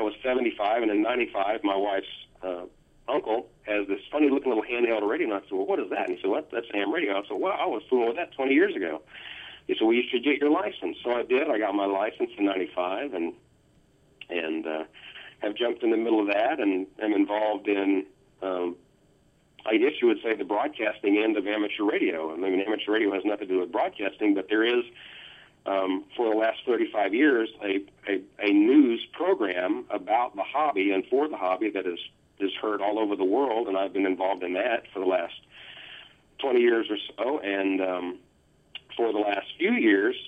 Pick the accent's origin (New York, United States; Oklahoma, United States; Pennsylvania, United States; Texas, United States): Oklahoma, United States; now in New Orleans, United States; I grew up in Oklahoma